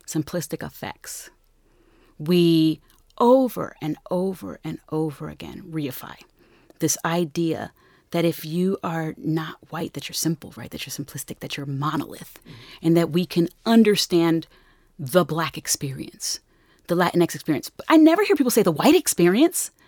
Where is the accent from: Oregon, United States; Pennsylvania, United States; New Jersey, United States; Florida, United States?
New Jersey, United States; Newark; I'm from Newark